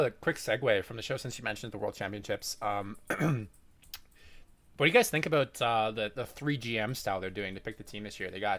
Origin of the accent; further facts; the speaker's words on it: Calgary, Alberta, Canada; I'm from Calgary